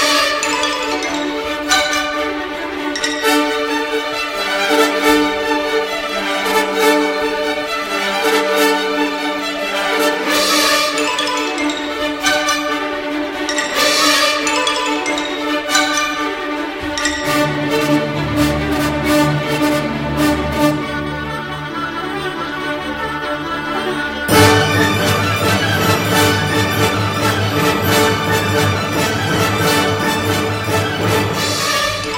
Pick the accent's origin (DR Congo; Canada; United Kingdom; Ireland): United Kingdom; England; we're English, aren't we? Well, I am